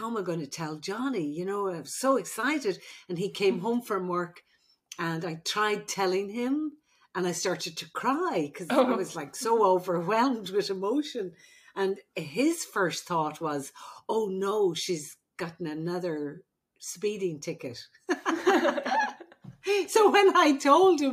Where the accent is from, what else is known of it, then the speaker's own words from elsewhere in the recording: Ireland; now in United States; I'm the Irish midwife